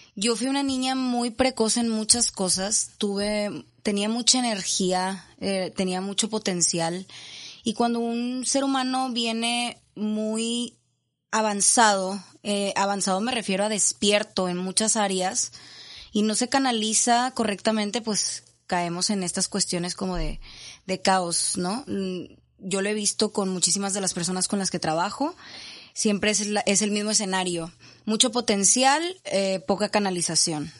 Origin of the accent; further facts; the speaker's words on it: Monterrey, Nuevo León, Mexico; yo soy de aquí de Monterrey